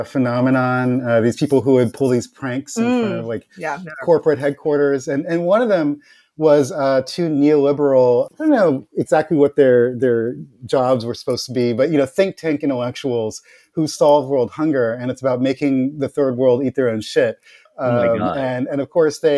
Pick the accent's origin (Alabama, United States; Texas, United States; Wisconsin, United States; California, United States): California, United States; growing up in California